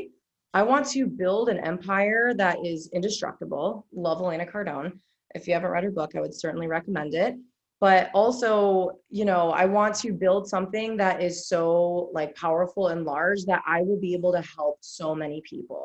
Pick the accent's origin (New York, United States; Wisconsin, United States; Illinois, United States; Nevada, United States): Illinois, United States; Chicago; now in Indianapolis, United States; I'm from Chicago, so I like a big city